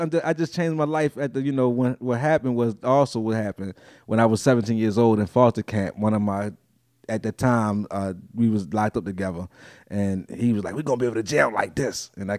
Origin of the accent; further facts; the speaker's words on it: Baltimore, Maryland, United States; they're like, where you from? I'm from Baltimore. What side of town you from? Well, I've been on this side for 20 years and I've been on the east side for 20 years now. So I'm like, I'm just a Baltimorean.